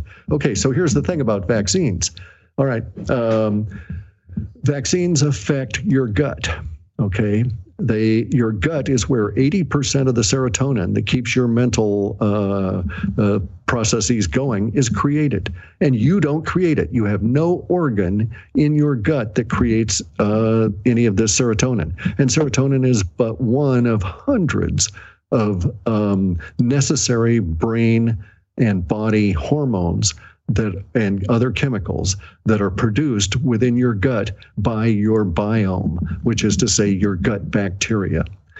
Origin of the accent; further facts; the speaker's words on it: Alaska, United States; also born or lived in Washington State; I was born here in Washington State, but then I ended up going to Alaska before I was 1 year old